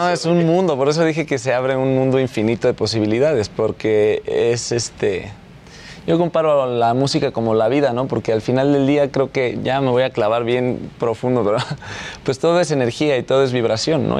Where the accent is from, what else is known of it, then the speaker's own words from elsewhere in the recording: Mexico; soy mexicano